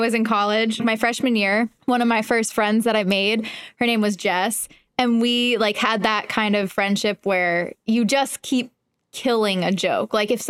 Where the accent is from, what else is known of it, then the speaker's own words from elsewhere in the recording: Reading, Pennsylvania, United States; I grew up in Reading, Pennsylvania